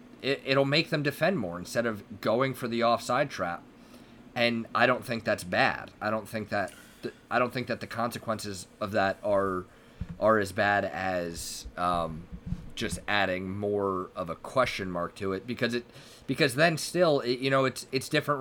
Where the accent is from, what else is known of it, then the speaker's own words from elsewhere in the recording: United States; we're two American guys